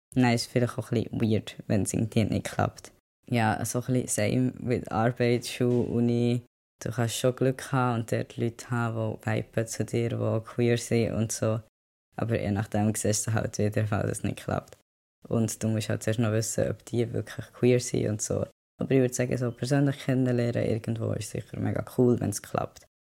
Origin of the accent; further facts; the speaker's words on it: Bern, Switzerland; moved away as an adult; now in London, United Kingdom; ich bin in Bern aufgewachsen, so eine grosse Stadt ist es nicht